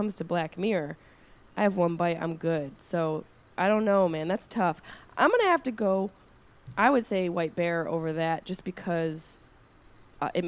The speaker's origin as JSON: {"language": "English", "town": "Syracuse", "region": "New York", "country": "United States", "said": "We're both from Syracuse."}